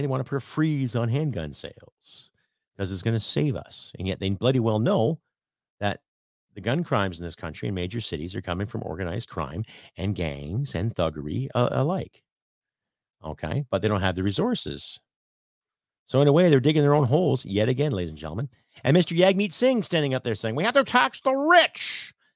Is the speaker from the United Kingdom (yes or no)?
no; Canada; as a Canadian